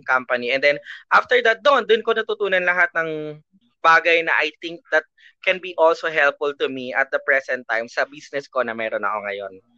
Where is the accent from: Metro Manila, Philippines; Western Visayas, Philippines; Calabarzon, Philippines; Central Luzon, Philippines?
Metro Manila, Philippines; Muntinlupa; So, I'm from Muntinlupa